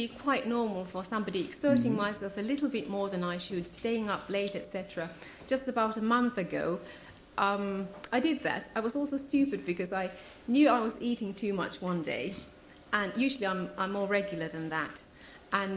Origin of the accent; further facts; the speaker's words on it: Finland; also born or lived in Ethiopia; now in Guildford, United Kingdom; Originally from Finland, but at the moment I live in Guildford